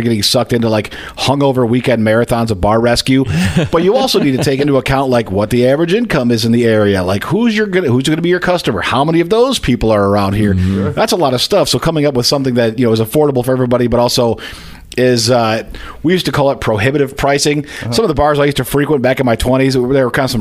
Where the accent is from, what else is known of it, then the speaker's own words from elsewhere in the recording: Hickory Corners, Michigan, United States; I grew up in Hickory Corners, Michigan, which isn't too far from here